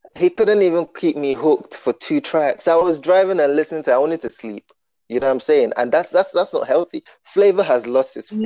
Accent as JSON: {"language": "English", "country": "Nigeria", "tie": "born or raised there", "said": "I was born in Nigeria"}